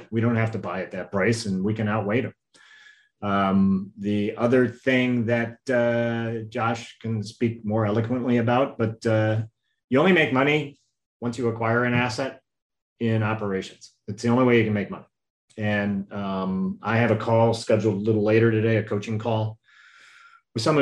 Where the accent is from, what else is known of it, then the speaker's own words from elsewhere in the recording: Midwest, United States; now in Puget Sound, United States; I'm from the Midwest.